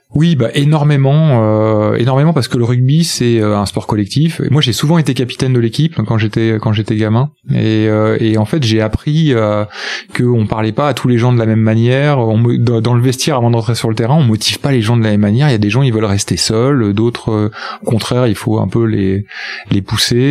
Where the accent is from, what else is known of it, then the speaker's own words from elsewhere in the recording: Angoulême, Nouvelle-Aquitaine, France; moved away as an adult; also born or lived in Bordeaux; moi je suis charentais, je suis d'Angoulême, donc après j'ai fait mes études à Bordeaux